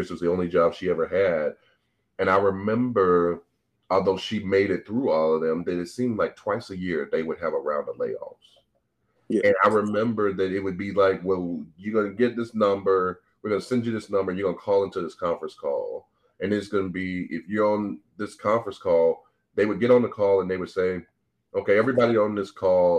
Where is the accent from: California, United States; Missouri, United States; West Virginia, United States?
Missouri, United States; St. Louis; I'm born and raised in St. Louis, Missouri